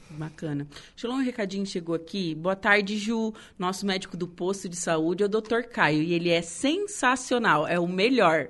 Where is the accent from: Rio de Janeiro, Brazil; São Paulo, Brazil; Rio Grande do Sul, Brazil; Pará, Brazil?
Rio Grande do Sul, Brazil; Torres; moved away; eu não sou daqui, eu sou de Torres